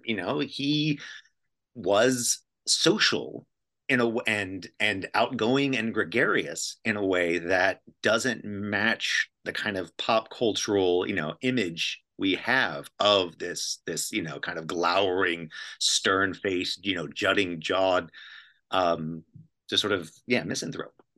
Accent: Tennessee, United States; moved away; also born or lived in Toronto; I'm from, I'm from Tennessee

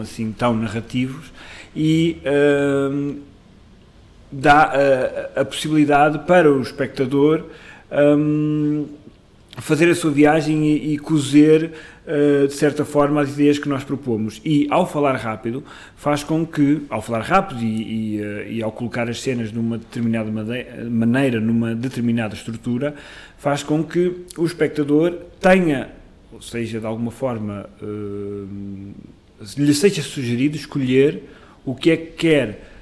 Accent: Amarante, Norte, Portugal; moved away as an adult; now in Lisbon, Portugal; um grupo de teatro que eu, que eu criei na minha terra, em Amarante

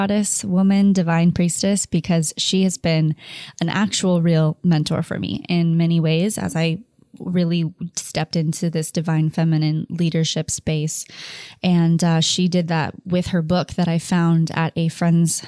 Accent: Orange County, California, United States; growing up around Orange County

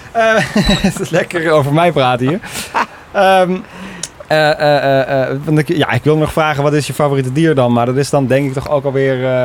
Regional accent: Obbicht, Limburg, Netherlands; ik kom uit Obbicht

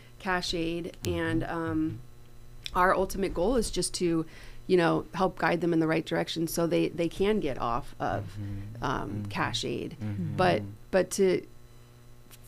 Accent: Thousand Oaks, California, United States; I grew up in Thousand Oaks

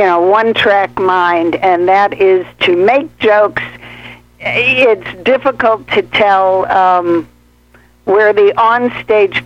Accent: St. Louis, Missouri, United States; moved away as an adult; also born or lived in Los Angeles; I'm from St. Louis

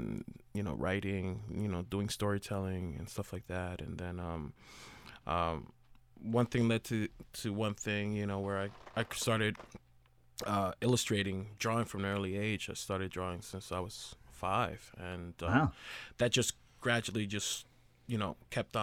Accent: Jersey City, New Jersey, United States; I grew up in Jersey City and went to high school, Dickinson High School in Jersey City

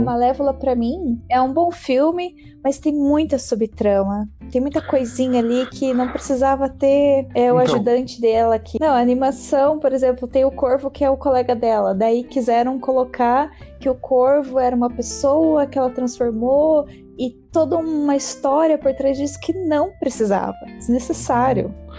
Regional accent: Brazil; a gente é brasileiro

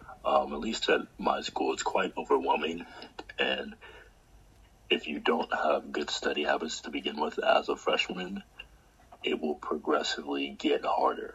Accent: Maryland, United States; I'm from Maryland

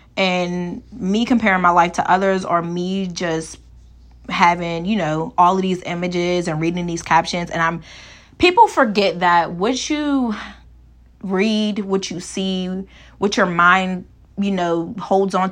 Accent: Pittsburgh, Pennsylvania, United States; also born or lived in Kent, Ohio; my hometown of Pittsburgh, Pennsylvania

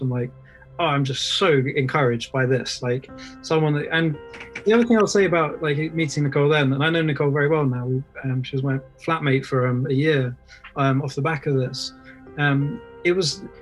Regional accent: England, United Kingdom; born and raised in England

